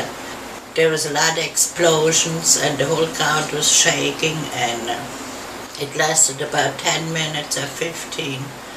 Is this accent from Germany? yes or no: yes; Worms, Rhineland-Palatinate, Germany; English is a second language; moved away as an adult; now in United States; in Worms, Germany in 1941